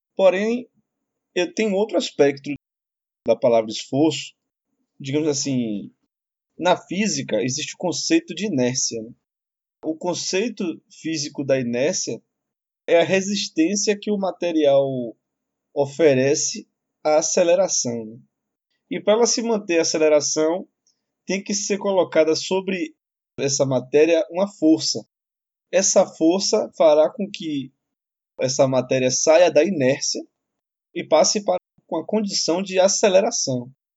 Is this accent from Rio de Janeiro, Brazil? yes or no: no; Salvador, Bahia, Brazil; Eu vim da periferia de Salvador, vim da população pobre, tive amigos na infância que morreram.